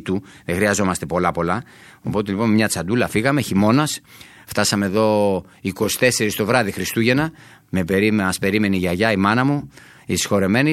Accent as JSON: {"language": "Greek", "area": "Sparta", "region": "Peloponnese", "country": "Greece", "said": "όταν πηγαίνουμε για τη Σπάρτη, για το χωριό μου"}